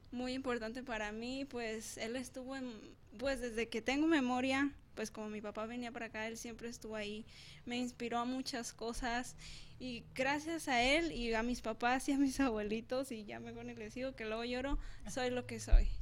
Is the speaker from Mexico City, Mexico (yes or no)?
no; La Piedad, Michoacán, Mexico; orgullosamente de la Piedad Michoacán.